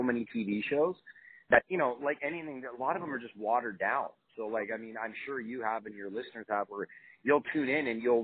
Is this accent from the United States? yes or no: no; Canada; I grew up in Canada around the motorcycle clubs